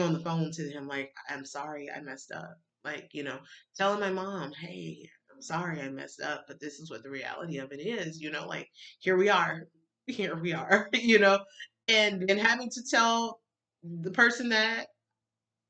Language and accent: English; Alabama, United States; I grew up in Baptist church in Alabama